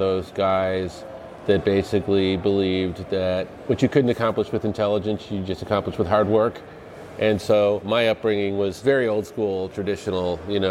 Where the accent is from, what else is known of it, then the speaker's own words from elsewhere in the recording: Evanston, Illinois, United States; I grew up right outside of Chicago.